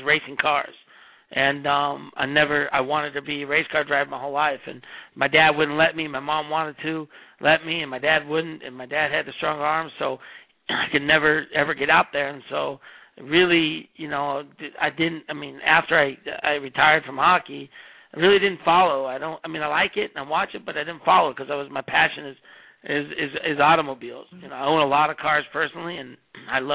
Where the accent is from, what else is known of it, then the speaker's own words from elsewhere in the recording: Newport Beach, California, United States; also born or lived in San Jose, California / Sydney, Australia; I'm originally from Northern Cal, but then moved when I was young to the southern side.